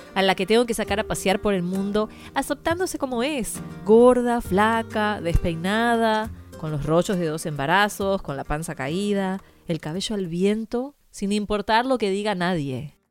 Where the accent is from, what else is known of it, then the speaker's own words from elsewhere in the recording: Uruguay; moved away; Yo crecí en Uruguay